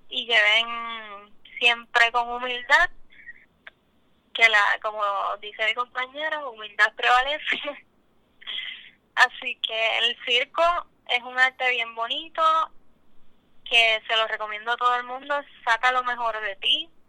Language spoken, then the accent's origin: Spanish; Panama; now in Puerto Rico; desde que yo llegué de Panamá he estado explorando más acá en Puerto Rico pero haber estado en mi país